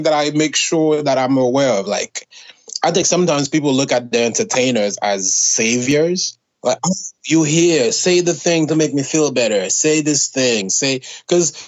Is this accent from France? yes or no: no; Haiti; now in United States; an immigrant, born and raised in Haiti